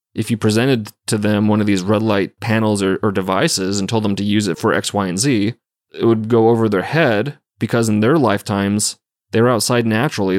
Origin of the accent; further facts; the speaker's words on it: Montana, United States; we're growing up in Montana